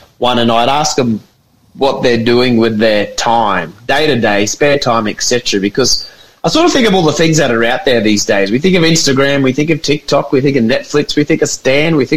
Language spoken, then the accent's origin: English; Atherton Tablelands, North Queensland, Australia; I grew up in the Atherton Tablelands